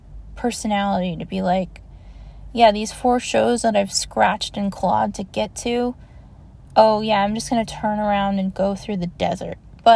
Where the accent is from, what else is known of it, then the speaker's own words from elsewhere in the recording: Maryland, United States; also born or lived in Augusta, Georgia; because I grew up in Maryland, but I also grew up in Augusta, Georgia, and a huge part of my very young childhood was going between Georgia and Florida during the Gulf War